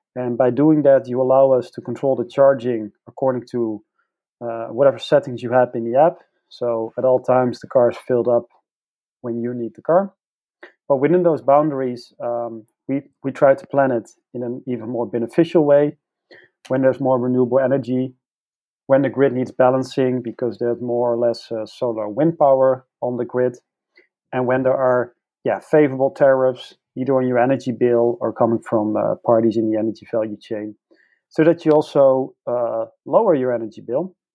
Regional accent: Netherlands; I come from the Netherlands

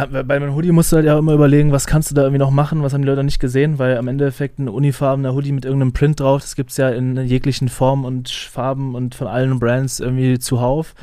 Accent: Flensburg, Schleswig-Holstein, Germany; ich komme aus Flensburg

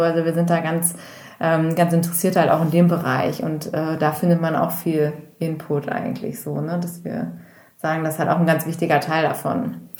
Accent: Bergisch Gladbach, North Rhine-Westphalia, Germany; now in Hamburg, Germany; Ich komme eigentlich aus dem Rheinland, also aus der Nähe von Köln.

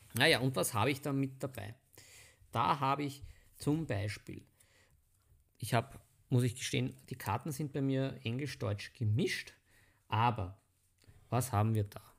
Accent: Vienna, Austria; bei uns in Wien

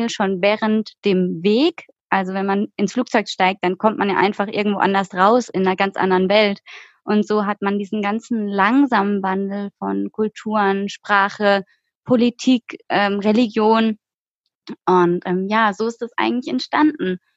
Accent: Baden-Württemberg, Germany; Also wir kommen aus dem Schwarzwald und sind innerhalb von einem Tag nach Berlin getrampt, was irgendwie 900 Kilometer aus von uns war.

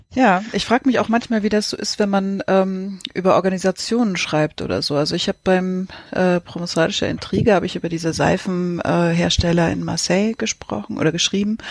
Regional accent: Lübeck, Schleswig-Holstein, Germany; moved away; als ich in Travemünde noch gelebt habe als Kind

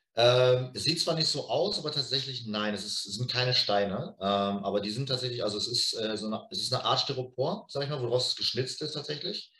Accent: Lippstadt, North Rhine-Westphalia, Germany; wir kommen natürlich beide aus Lippstadt

